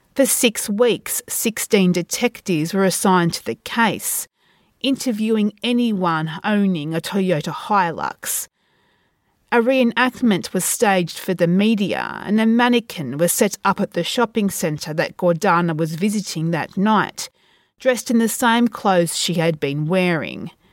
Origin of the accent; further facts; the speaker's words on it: Australia; from my hometown